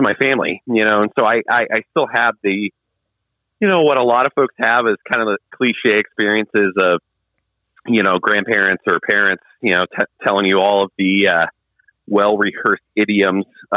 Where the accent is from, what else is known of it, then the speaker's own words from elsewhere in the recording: Northeast Ohio, United States; Growing up in Northeast Ohio